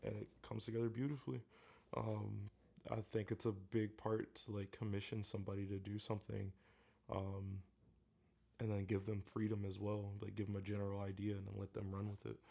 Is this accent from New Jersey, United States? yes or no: no; Elyria, Ohio, United States; Elyria, which is my hometown.